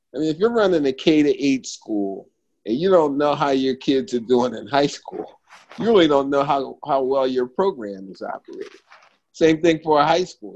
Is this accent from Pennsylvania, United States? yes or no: yes; Philadelphia, Pennsylvania, United States; I'm from Philadelphia, PA